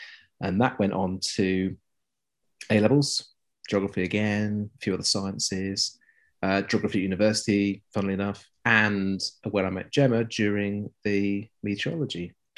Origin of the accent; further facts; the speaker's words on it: South East England, United Kingdom; As in that's where I was born and grew up. My parents and family were all from the West Midlands. And so somewhere between the two is this sort of muddy mix of no real accent.